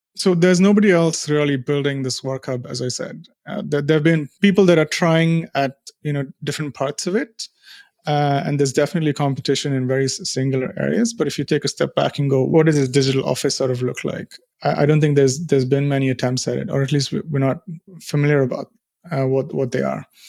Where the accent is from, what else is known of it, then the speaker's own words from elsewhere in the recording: India; moved away as an adult; now in United Kingdom; I'm from India